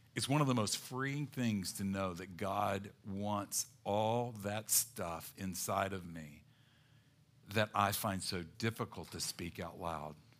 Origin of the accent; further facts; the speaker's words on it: the South, United States; growing up in the South